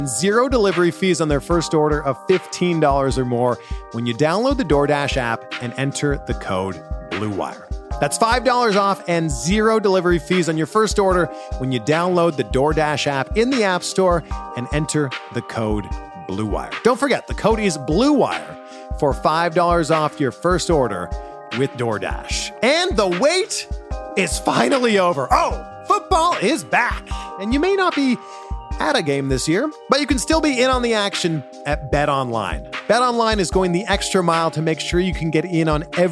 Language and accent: English; Toronto, Ontario, Canada; my hometown, Toronto